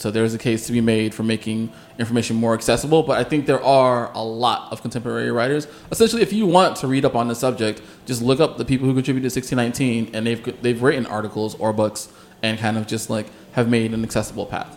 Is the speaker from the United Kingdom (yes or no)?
no; South Florida, United States; I'm from South Florida